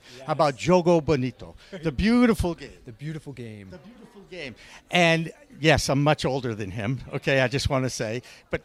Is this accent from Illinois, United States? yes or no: no; Newton, Massachusetts, United States; my hometown of Newton